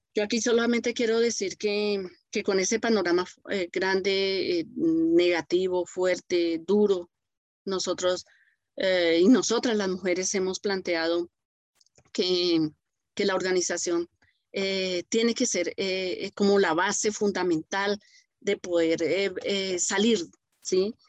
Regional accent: Colombia

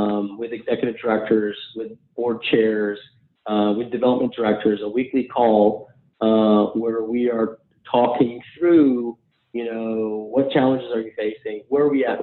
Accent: United States; I'm an American Muslim first generation guy

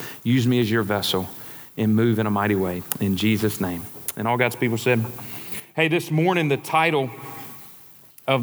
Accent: Mississippi Delta, United States; My brother and I, he's here today. We grew up in the Delta.

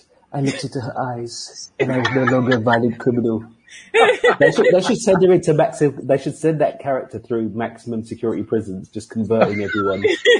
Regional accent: London, United Kingdom; accent: London; I sound like I'm from London.

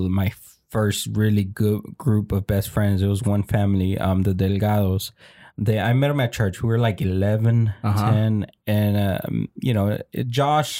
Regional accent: Dallas, Texas, United States; also born or lived in Mexicali, Mexico / Irving, Texas / Garland, Texas / Grand Prairie, Texas; I grew up here in Dallas, Texas

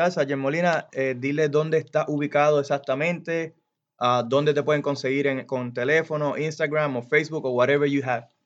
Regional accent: Puerto Rico; Aquí soy yo boricua.

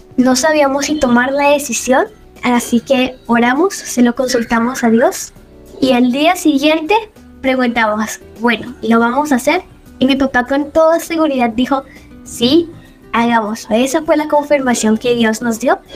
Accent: Villavicencio, Meta, Colombia; now in Medellín, Colombia; yo vivo en Medellín, nací en Villavicencio Meta y actualmente estoy viviendo en Medellín

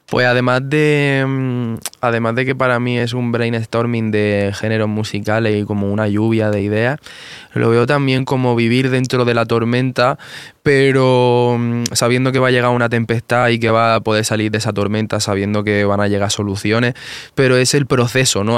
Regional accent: Murcia, Region of Murcia, Spain

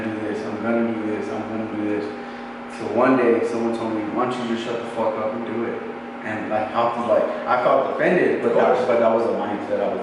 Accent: South Valley, New Mexico, United States; where I come from, in South Valley

